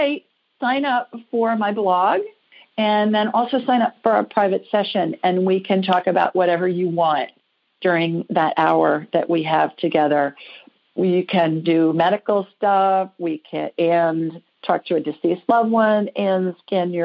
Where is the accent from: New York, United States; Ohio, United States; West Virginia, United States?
Ohio, United States; moved away; I grew up in Ohio